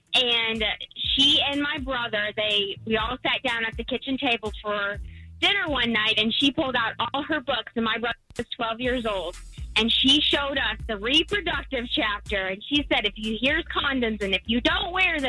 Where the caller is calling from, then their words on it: Palm Bay, Florida, United States; Happy Monday. I'm from Palm Bay, Florida.